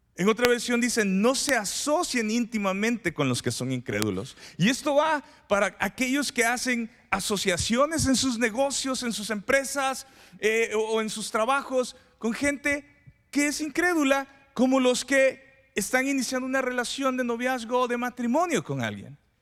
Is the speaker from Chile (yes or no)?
no; Mexico; los mexicanos